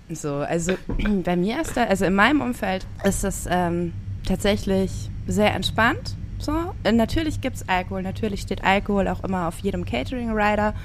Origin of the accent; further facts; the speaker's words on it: Rhineland-Palatinate, Germany; ich bin an der Pfalz groß geworden. Nicht direkt an der Weinstraße, aber dann doch in einem Weingebiet